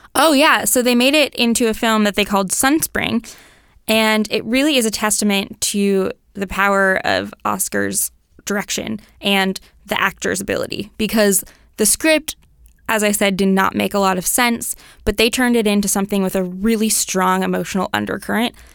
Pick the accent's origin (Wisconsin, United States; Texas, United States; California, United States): California, United States; Mill Valley; I grew up in Mill Valley